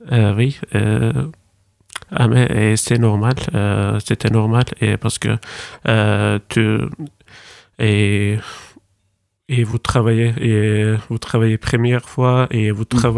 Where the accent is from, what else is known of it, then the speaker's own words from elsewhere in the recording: Turkey; French is a second language; j'ai 21 ans euh, oui, je viens de Turquie.